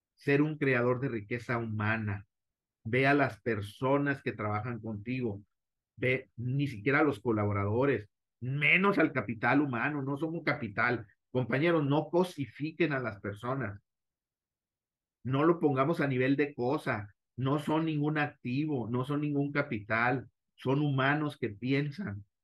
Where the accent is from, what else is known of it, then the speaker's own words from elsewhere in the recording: Mexico; como directivos mexicanos